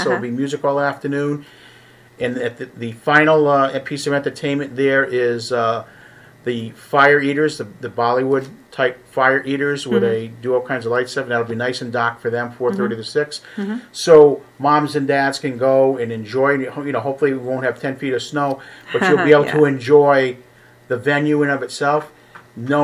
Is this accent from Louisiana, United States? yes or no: no; Rhode Island, United States; moved away; The ocean state, my home state.